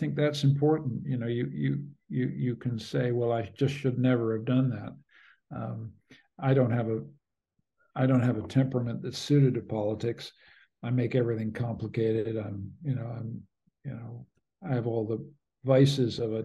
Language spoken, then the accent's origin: English; Canada; I'm a Canadian.